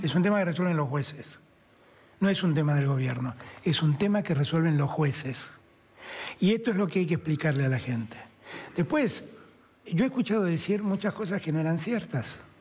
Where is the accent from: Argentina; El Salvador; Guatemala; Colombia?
Argentina; nosotros como argentinos